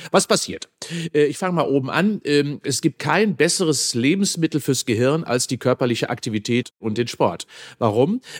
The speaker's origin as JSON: {"language": "German", "region": "North Rhine-Westphalia", "country": "Germany", "tie": "born or raised there", "said": "Und ich bin auch auf dem Land groß geworden"}